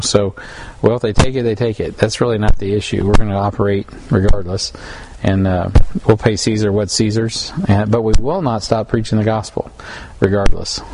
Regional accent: United States; as an American

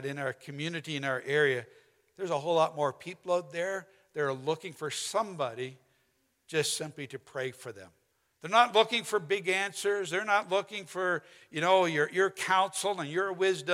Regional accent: St. Paul, Alberta, Canada; it's a town called St. Paul, about 2 hours northeast of Edmonton

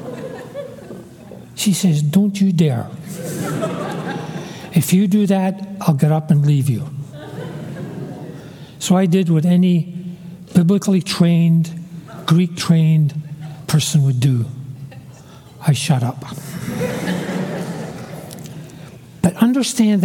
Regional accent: Glasgow, Scotland, United Kingdom; I was born in Glasgow, a big, gray, dirty tenement building. I'm a city boy

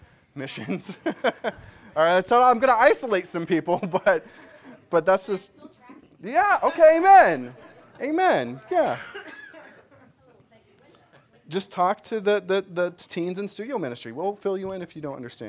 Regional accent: Kansas, United States; as a young, God-fearing boy growing up in Kansas

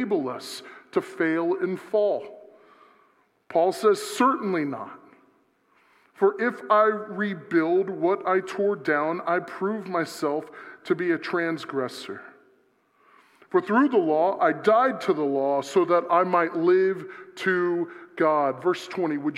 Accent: South Florida, United States; I'm from South Florida

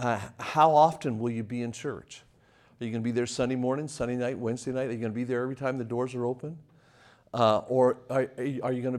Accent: Las Vegas, Nevada, United States; moved away; also born or lived in Lynchburg, Virginia; I left Las Vegas, Nevada

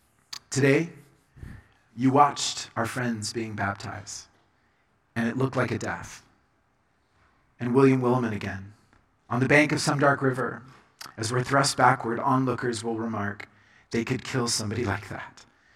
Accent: Colombia; I was growing up in Colombia. And my parents were missionaries, and this was my baptism.

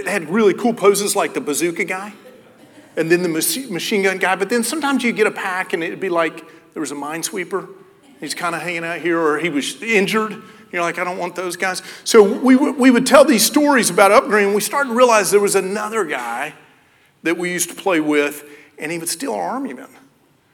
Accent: Knoxville, Tennessee, United States; I grew up in Knoxville, Tennessee.

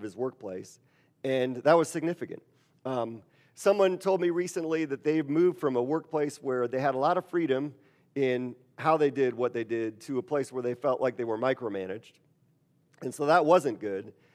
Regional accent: Wisconsin, United States; moved away; I'm from Wisconsin, which is in the Midwest

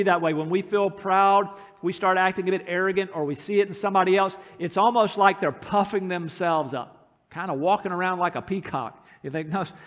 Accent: United States; moved away as an adult; America, where I'm from

